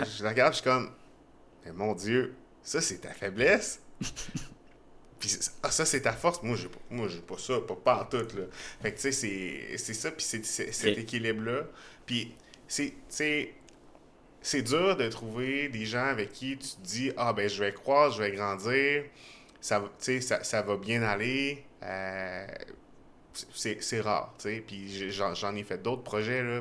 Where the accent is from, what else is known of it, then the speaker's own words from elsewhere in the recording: Trois-Rivières, Quebec, Canada; now in Montreal, Canada; je suis né à Montréal, j'ai grandi à Trois-Rivières, je suis resté pendant 10 euh, ans à peu près à Québec